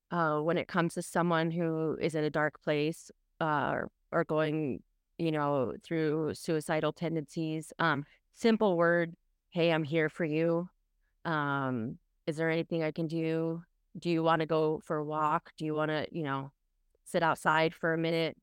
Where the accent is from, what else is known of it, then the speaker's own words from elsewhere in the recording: Orange County, California, United States; I am from Orange County, California, and that's where I currently reside